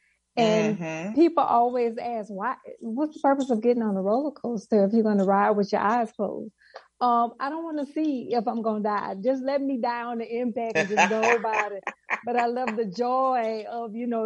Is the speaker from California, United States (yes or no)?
no; Marrero, Louisiana, United States; also born or lived in New Orleans, Louisiana; I was born in New Orleans, Louisiana, and raised in Marrero, Louisiana, which is just on the other side of New Orleans